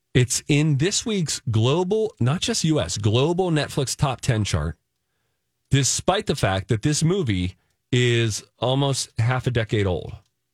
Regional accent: Pittsburgh, Pennsylvania, United States; at B&D Video, where I grew up in Pittsburgh

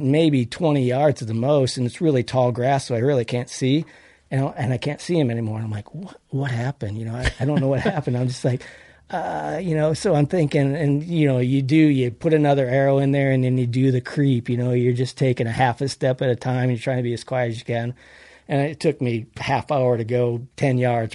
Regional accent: Wisconsin, United States; moved away as an adult; now in Oregon, United States; I grew up in Wisconsin, so I hunted there.

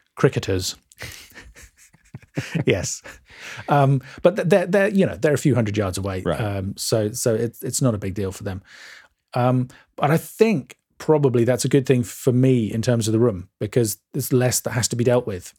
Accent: England, United Kingdom; we're English and we drink tea and eat cucumber sandwiches

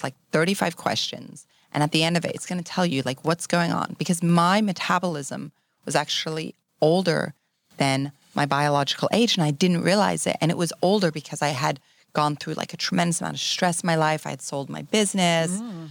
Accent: Switzerland; born there; also born or lived in Europe / Asia; I was born in Switzerland. I grew up in Europe. I'm French and I'm English. I've spent a lot of time throughout Asia.

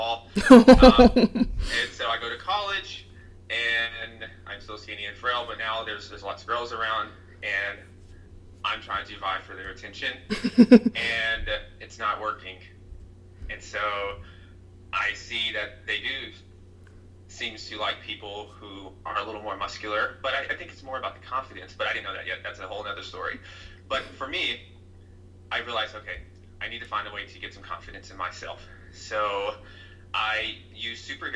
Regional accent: Tennessee, United States; also born or lived in New York; I'm from Tennessee, and Tennessee is fairly conservative compared to New York.

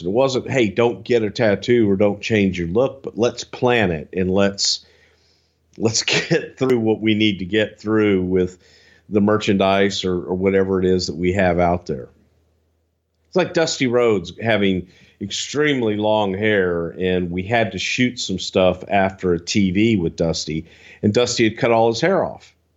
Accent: the South, United States; I'm from the South

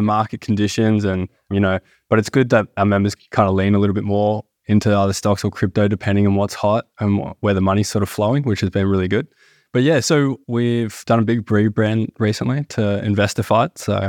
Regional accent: Melbourne, Victoria, Australia; So we are from Melbourne

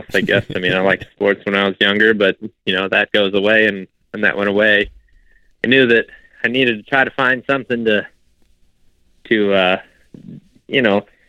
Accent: Northwest Ohio, United States; moved away; I'm from Ohio originally, grew up in Northwest Ohio

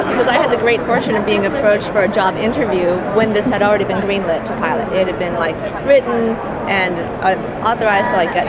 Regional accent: Maine, United States; I grew up in Maine

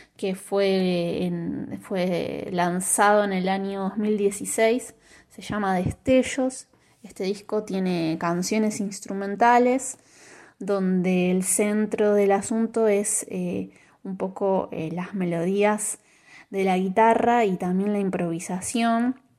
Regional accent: Avellaneda, Buenos Aires Province, Argentina; un conservatorio de Avellaneda, de donde yo soy

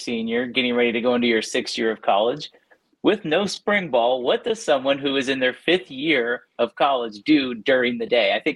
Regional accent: Kansas City, United States; I'm from Kansas City

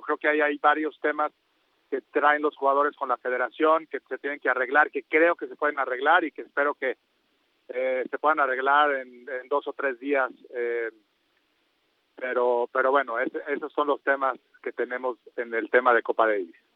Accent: Mexico; todos los mexicanos

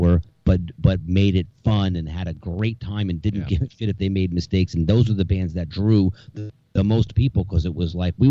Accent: New Jersey, United States; And growing up in New Jersey

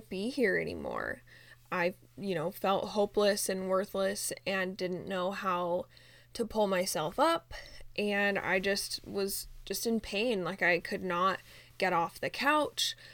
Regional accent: Utah, United States; moved away as an adult; now in Phoenix, United States; we are originally from Utah, but we moved to Phoenix like literally a week before our one year anniversary

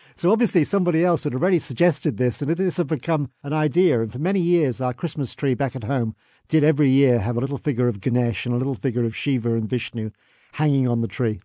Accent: England, United Kingdom; now in Australia; I was born in England

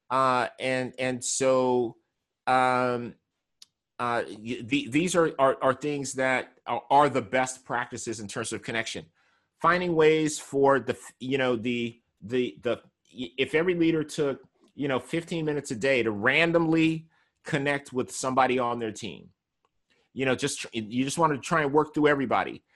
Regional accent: California, United States; I'm from California

